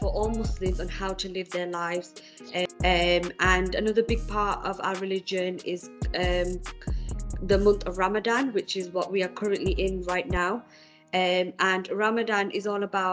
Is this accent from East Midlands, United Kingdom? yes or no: no; Manchester, North West England, United Kingdom; now in Birmingham, United Kingdom; I'm originally from Manchester, moved to Birmingham